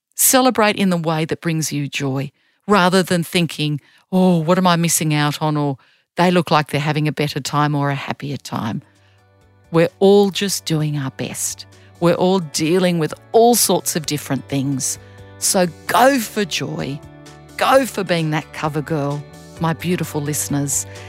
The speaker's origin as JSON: {"language": "English", "country": "Australia", "also_born_or_lived": "Germany", "said": "I'm a girl from Australia"}